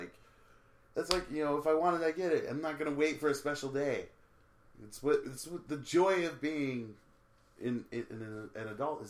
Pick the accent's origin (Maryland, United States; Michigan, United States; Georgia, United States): Michigan, United States; Waterford; born or raised there